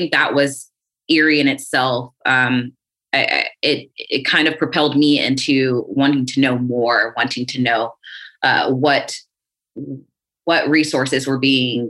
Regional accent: South Carolina, United States; coming from the South, I'm from South Carolina.

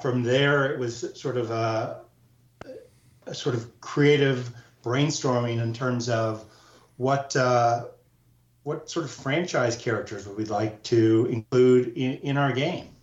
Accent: Southern California, United States; When I was a kid growing up in Southern California

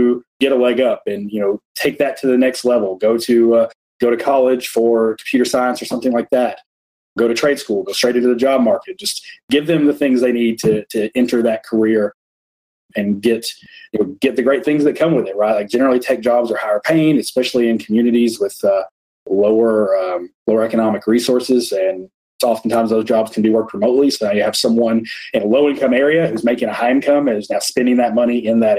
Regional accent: Graves County, Kentucky, United States; I'm from Graves County, Kentucky

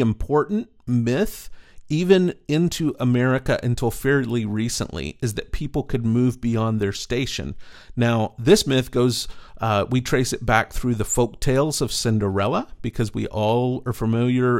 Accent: East Texas, United States; growing up in East Texas

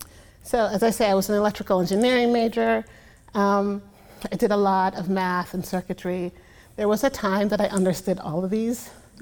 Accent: Brooklyn, New York, United States; I grew up pretty poor in Brooklyn.

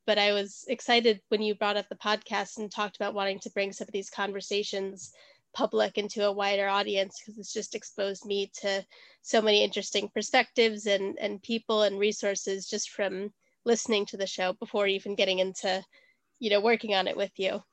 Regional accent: Wisconsin, United States; now in London, United Kingdom; I was born in Wisconsin, and now I live in London.

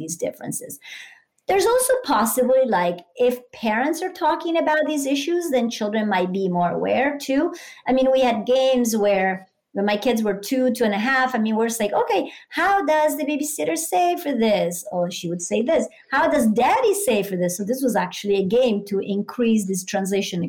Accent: San Marino; first language Italian; English is a second language; moved away as an adult; now in United States; I grew up monolingual and in a small town. Actually, I'm from San Marino, so even a really like small country.

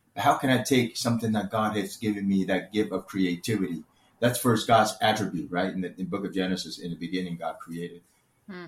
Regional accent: Orlando, Florida, United States; English is a second language; also born or lived in Taiwan; in America, I grew up in Orlando

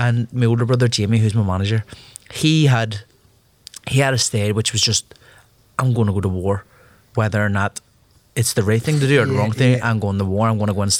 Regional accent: Belfast, Northern Ireland, United Kingdom; born or raised there

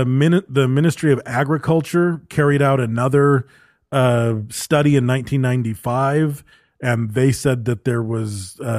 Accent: Western Canada, Canada; I grew up in Western Canada where cougars and bobcats were regularly sighted

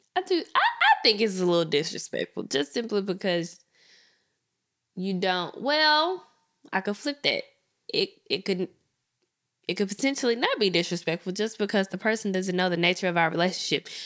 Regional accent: Memphis, Tennessee, United States; I'm from Memphis

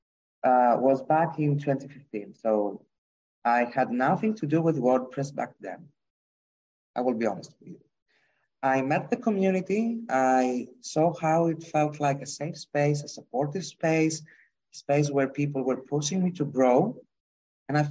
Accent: Greece; English is a second language; I come from Greece

